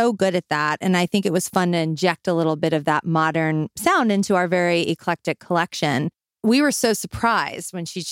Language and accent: English; the South, Southern United States, United States; accent: Southern; That's my Southern accent.